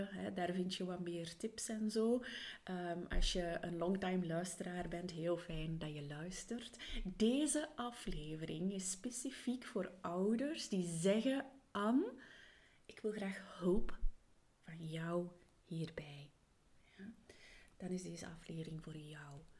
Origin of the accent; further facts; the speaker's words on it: Flanders, Belgium; also born or lived in England; Hageland in Vlaanderen. En ja, dat er soms wel wat dialectwoorden meespelen. Daarnaast heb ik ook mijn kindertijd in Engeland doorgebracht, dus in het Engels.